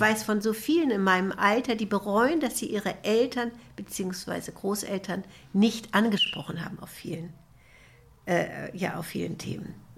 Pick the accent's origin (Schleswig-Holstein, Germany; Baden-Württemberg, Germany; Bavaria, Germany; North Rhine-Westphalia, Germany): Schleswig-Holstein, Germany; Kiel; Ich bin in Kiel geboren